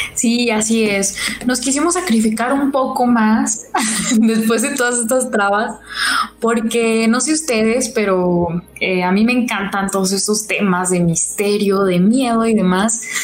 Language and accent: Spanish; Santiago Papasquiaro, Durango, Mexico; now in Durango, Mexico; yo soy foránea, este, yo soy de la tierra del Pinole